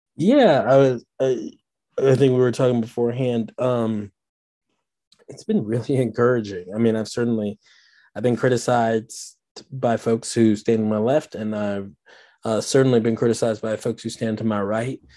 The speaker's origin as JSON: {"language": "English", "town": "Washington", "region": "District of Columbia", "country": "United States", "moved": "as an adult", "lives_now": "Birmingham, United States", "said": "I'm not from Birmingham. I'm from Washington, D C originally. Uh, that, that was home"}